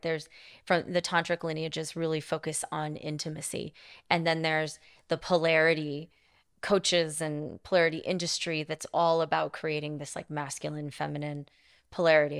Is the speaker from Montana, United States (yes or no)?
yes; Montana, United States; I grew up in Montana